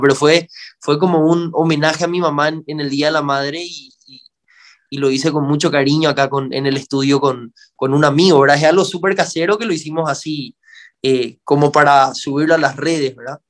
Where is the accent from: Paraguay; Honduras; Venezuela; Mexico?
Paraguay; aquí en Paraguay